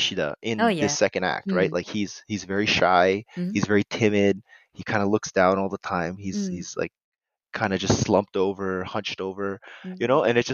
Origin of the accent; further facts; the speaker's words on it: United States; was born here. I was raised in America